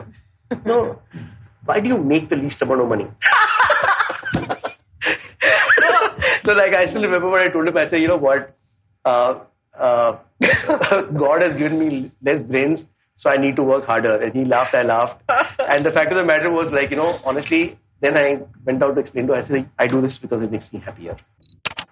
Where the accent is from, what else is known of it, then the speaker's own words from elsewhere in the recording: Mumbai, Maharashtra, India; also born or lived in Mussoorie, Uttarakhand; when I came back from Masuri to Bombay